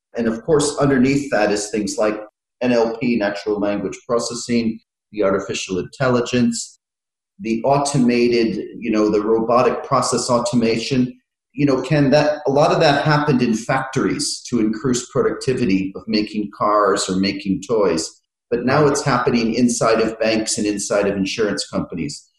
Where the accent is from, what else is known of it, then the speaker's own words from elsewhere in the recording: United States; moved away as an adult; also born or lived in Philippines / Ireland; now in London, United Kingdom; I've lived in uh, five countries, and uh, so I grew up in America